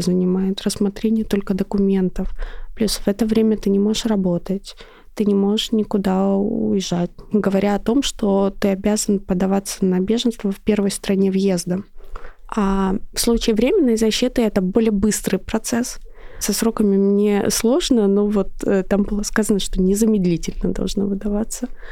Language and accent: Russian; Russia; я из России